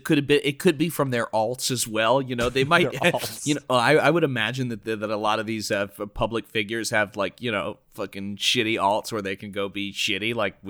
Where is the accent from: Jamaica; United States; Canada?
United States; Chicago, Illinois; born or raised there